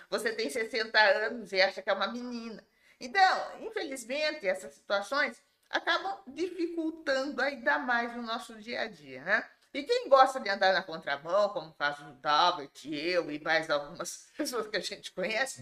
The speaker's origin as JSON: {"language": "Portuguese", "town": "Limeira", "region": "São Paulo", "country": "Brazil", "tie": "born or raised there", "said": "nascida e criada em Limeira"}